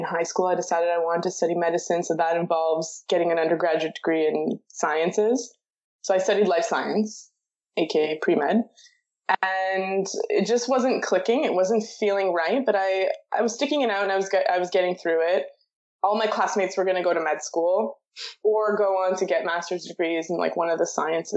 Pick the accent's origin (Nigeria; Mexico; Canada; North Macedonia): Canada; Toronto, Ontario; I was born and raised in Toronto, moved a little bit, but not too much